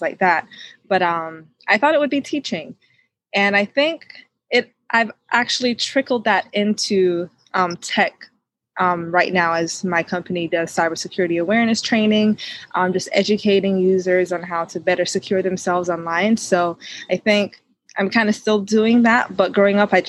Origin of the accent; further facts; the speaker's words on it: Jamaica; now in Atlanta metro, United States; born and raised in Jamaica